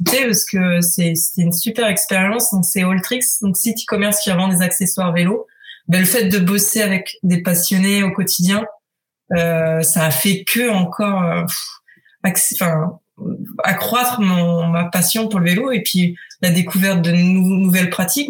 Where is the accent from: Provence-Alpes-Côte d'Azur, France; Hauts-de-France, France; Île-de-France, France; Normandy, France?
Hauts-de-France, France; Picardy; moved away as an adult; now in Paris, France; Je viens de Picardie, euh, et je me suis installée à Paris